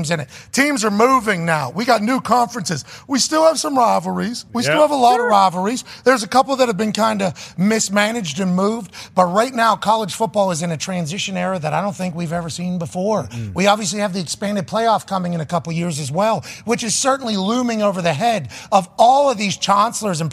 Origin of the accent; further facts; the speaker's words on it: Pittsburgh, Pennsylvania, United States; now in Indiana, United States; I grew up in Pittsburgh